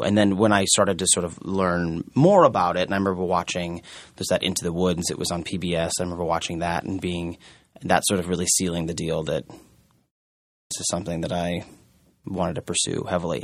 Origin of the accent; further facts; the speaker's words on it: Omaha, Nebraska, United States; now in New York, United States; I'm from Omaha, Nebraska, which also has a, a rather large Mormon population